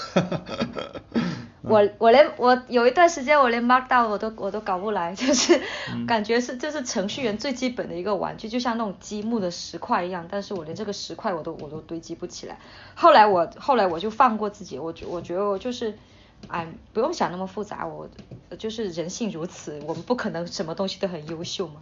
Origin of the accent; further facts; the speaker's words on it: Hainan, China; moved away as an adult; also born or lived in Chongqing / Beijing; 我从小在海南长大 ，呃，嗯。之后我又去重庆读书，再之后我在北京工作